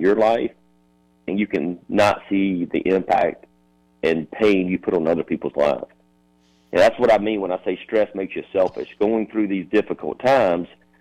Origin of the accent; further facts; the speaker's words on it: Sumter, South Carolina, United States; my hometown, from Sumter.